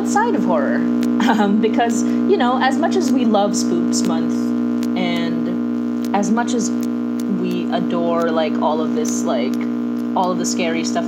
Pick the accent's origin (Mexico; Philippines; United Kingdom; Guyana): Philippines; moved away as an adult; now in Toronto, Canada; we're both Filipina. I live in Toronto right now, so I live in Canada right now